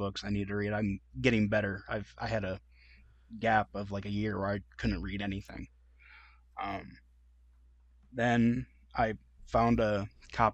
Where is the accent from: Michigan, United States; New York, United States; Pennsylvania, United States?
Michigan, United States; moved away; also born or lived in Tennessee / Florida; born and raised in Michigan